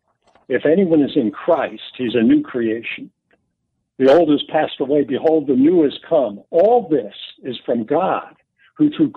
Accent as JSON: {"language": "English", "town": "New York City", "region": "New York", "country": "United States", "tie": "born or raised there", "said": "And I grew up in New York City, really in one of those subsidized housing projects."}